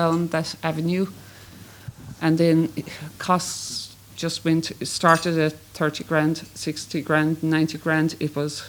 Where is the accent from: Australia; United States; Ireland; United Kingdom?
Ireland; I'm from Cluny.